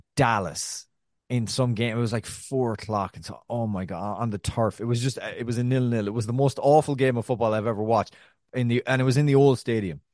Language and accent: English; Ireland; also born or lived in New York; now in Brooklyn, United States; I'm Irish